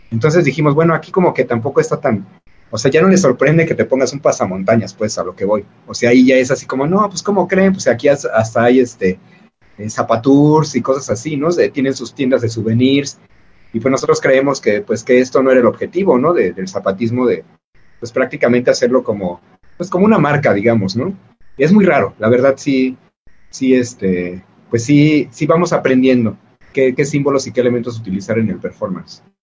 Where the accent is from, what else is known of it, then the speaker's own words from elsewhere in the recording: Mexico; lo estamos haciendo con este desgaste que tenemos como sociedad mexicana